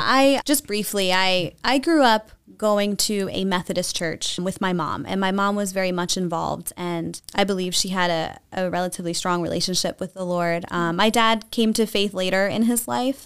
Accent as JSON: {"language": "English", "region": "New Jersey", "country": "United States", "tie": "born or raised there", "moved": "as an adult", "lives_now": "Lancaster County, United States", "said": "I was raised in, in South Jersey"}